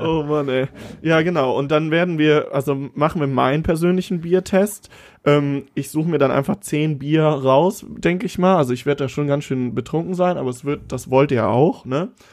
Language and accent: German; Siegburg, North Rhine-Westphalia, Germany; in Siegburg, ja. in, meinem, in meiner Heimatstadt